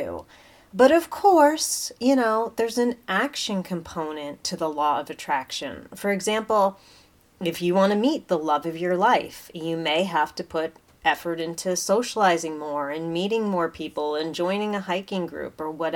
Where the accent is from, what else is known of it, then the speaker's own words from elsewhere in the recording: United States; as an American